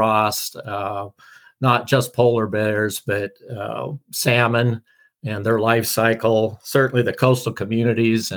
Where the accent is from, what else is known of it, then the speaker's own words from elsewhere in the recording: Oregon, United States; moved away; also born or lived in Alaska; growing up in Oregon, moving to Alaska for 30 years, going back to Oregon